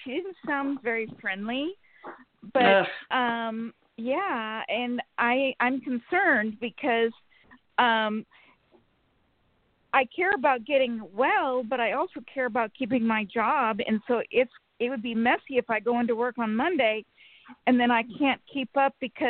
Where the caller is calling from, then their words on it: Sacramento, California, United States; from Sacramento.